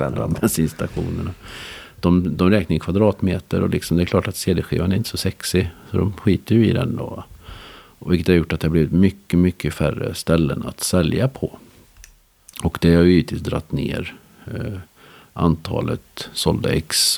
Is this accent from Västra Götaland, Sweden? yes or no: yes; Skara, Västra Götaland, Sweden; jag är uppvuxen i Skara